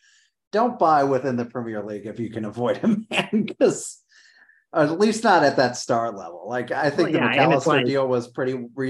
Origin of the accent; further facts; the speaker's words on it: Manchester, Missouri, United States; I'm from Manchester, Missouri, kind of.